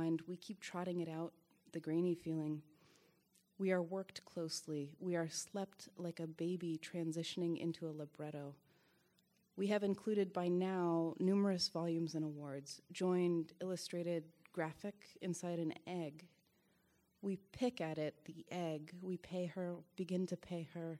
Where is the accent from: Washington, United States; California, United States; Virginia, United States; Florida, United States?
Washington, United States; I'm from Washington State